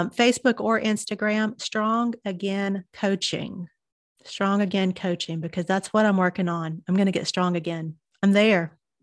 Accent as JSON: {"language": "English", "region": "Southern United States", "country": "United States", "accent": "Southern", "lives_now": "Chattanooga, United States", "said": "you can tell by my accent, I'm a Southern girl."}